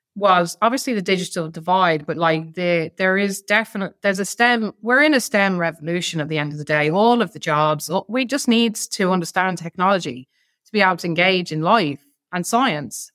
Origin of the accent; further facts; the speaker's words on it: Ireland; we're Irish